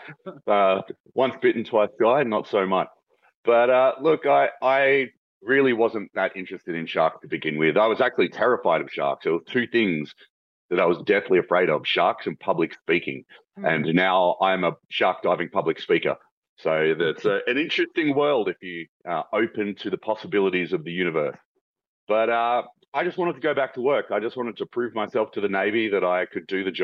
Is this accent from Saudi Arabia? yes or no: no; Australia; I'm from Australia.